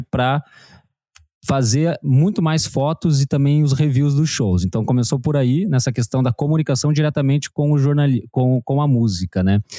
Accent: Curitiba, Paraná, Brazil; moved away as an adult; now in Bombinhas, Brazil; sou de Curitiba, agora moro em Bombinhas, aqui em Santa Catarina

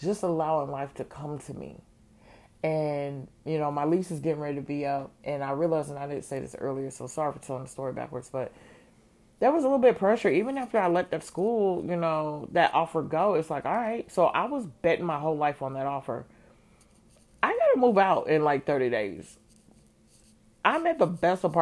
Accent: Georgia, United States; moved away as an adult; also born or lived in Chicago; Georgia born, Georgia bred, Georgia returned.

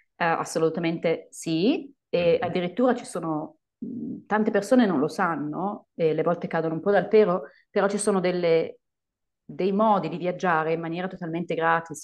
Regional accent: Italy; moved away as an adult; also born or lived in United States / Colombia / Spain; sono tornata in Italia e poi vabbè sono andata di nuovo in Spagna perché io non ce la faccio stare ferma nel mio paese

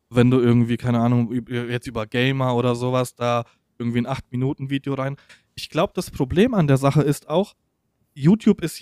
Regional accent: Poland; German is a second language; ich als Pole kenne ich diese ganzen Fachausdrücke nicht

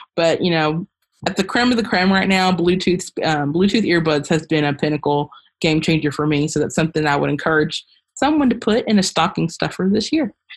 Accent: Kentucky, United States; I am from Kentucky

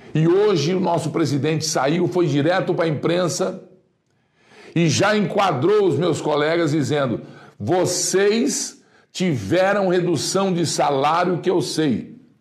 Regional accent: Brazil; eu sou brasileiro

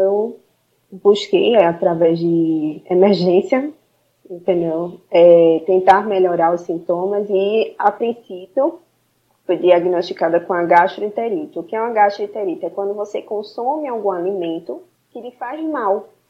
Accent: Recife, Pernambuco, Brazil; Sou daqui de Recife, uma cidade linda, maravilhosa

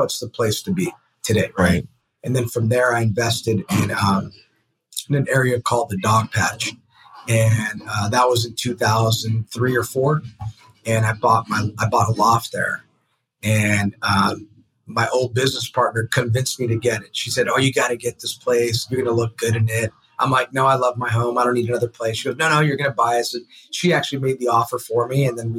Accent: San Francisco, California, United States; So originally from San Francisco, grew with San Francisco.

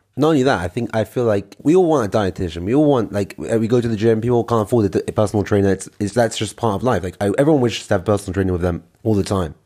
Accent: London, United Kingdom; now in Israel; I'm from London, England. I am currently living in Israel

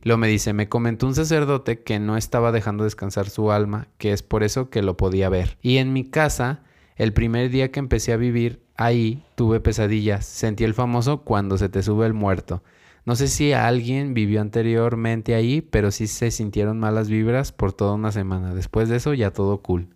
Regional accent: Mexico; como buen mexicano

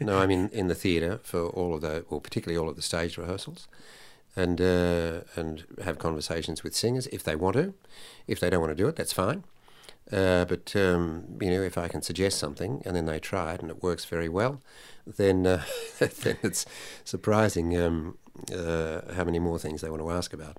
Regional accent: Sydney, New South Wales, Australia; also born or lived in Italy; I sang at a Sunday school anniversary for the, uh, Salvation Army in, uh, North Sydney.

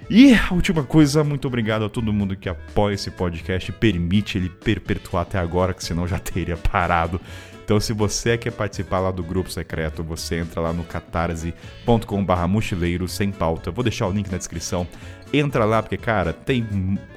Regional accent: Rio de Janeiro, Brazil; Ah, sou sou do Rio de Janeiro.

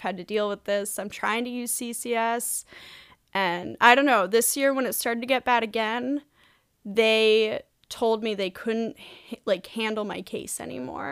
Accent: Wellesley, Massachusetts, United States; Wellesley, Massachusetts

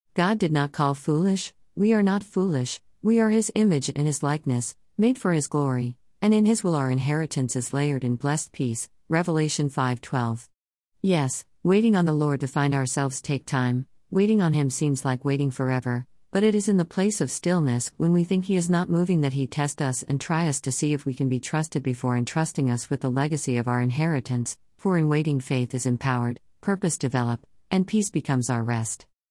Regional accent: Jamaica; first language Jamaican Patois; moved away; My home country boasts numerous sayings, words with expressive meanings most often hard to explain in the bare English language

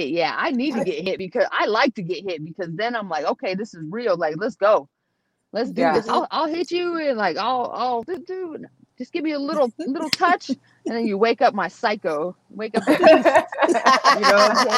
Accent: San Jose, California, United States; I'm from San Jose, so I support them.

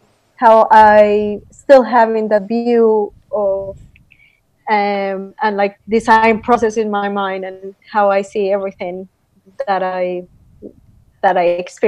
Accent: Colombia; moved away as an adult; also born or lived in China / Australia; now in Singapore; I'm from Colombia, South America, and actually within Colombia I'm a little bit of a mix because my father is from the north of Colombia, which is a different culture

